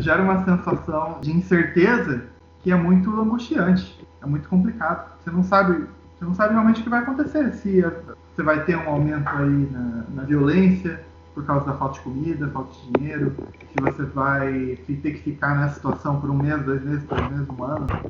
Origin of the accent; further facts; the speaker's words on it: Foz do Iguaçu, Paraná, Brazil; Na minha cidade natal aconteceu isso, em Foz do Iguaçu